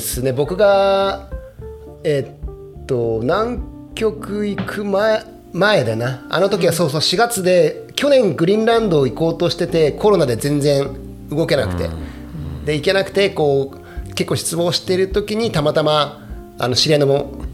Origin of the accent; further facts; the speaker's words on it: Akita, Japan; 僕と同じ地元秋田出身